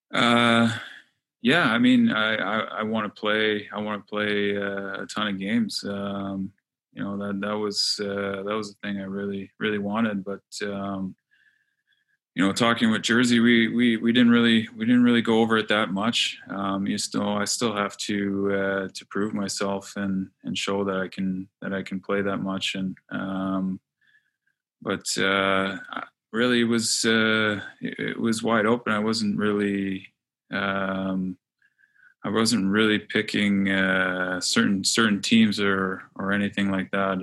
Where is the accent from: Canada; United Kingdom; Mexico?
Canada; Montreal, Quebec; I'm from Montreal